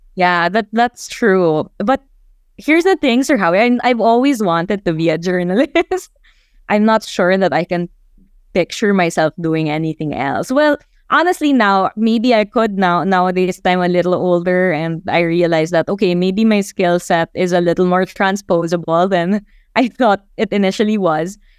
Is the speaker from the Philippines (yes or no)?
yes; Mindanao, Philippines; growing up in Mindanao